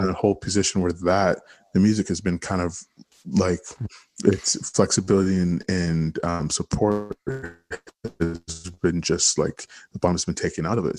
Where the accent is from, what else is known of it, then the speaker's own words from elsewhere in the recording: Toronto, Ontario, Canada; I grew up in Regent Park